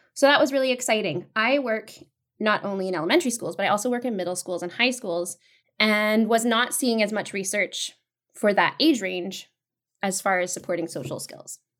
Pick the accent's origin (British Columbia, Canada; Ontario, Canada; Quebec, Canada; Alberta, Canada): British Columbia, Canada; Vancouver; also born or lived in Toronto; I am from Vancouver, BC, originally, born and raised.